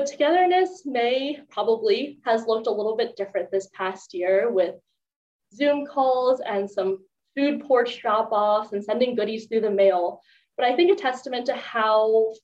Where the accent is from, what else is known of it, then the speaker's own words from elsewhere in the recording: Maryland, United States; I'm from Maryland